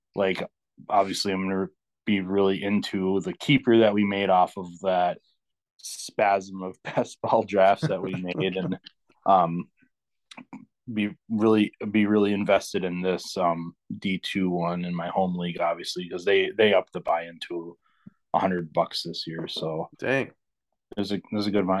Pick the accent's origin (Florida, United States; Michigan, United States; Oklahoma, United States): Michigan, United States; now in Minnesota, United States; I'm from Michigan, but I live in Minnesota now